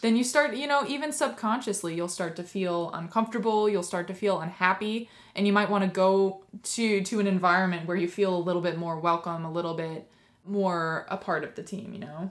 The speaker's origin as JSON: {"language": "English", "region": "West Coast", "country": "United States", "said": "I'm from the West Coast."}